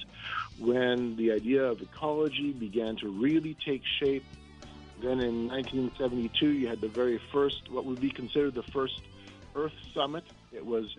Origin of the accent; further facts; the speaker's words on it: Manitoba, Canada; I'm from Manitoba.